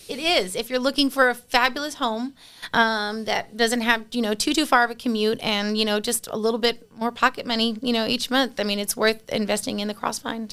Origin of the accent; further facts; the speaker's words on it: San Antonio, Texas, United States; I grew up in San Antonio